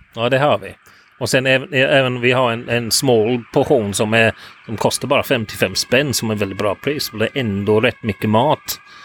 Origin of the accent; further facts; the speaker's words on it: England, United Kingdom; Swedish is a second language; moved away as an adult; now in Gothenburg, Sweden; hjälpte till i en eh, fish and chip restaurang i mitt hemstad